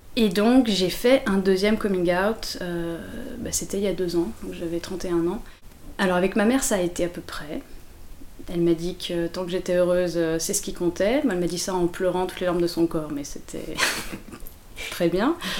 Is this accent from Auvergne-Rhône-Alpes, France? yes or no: yes; Lyon, Auvergne-Rhône-Alpes, France; moved away as an adult; also born or lived in Paris; J'ai grandi à Lyon et je suis partie à Paris pour faire mes études